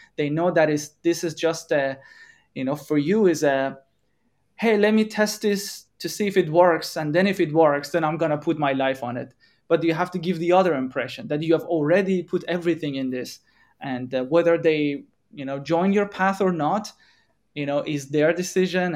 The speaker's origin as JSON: {"language": "English", "country": "Iran", "moved": "as an adult", "lives_now": "Europe", "said": "we are coming from Iran, we are in Europe"}